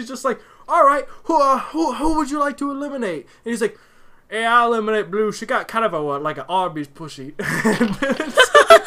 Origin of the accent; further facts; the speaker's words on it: United States; Being an American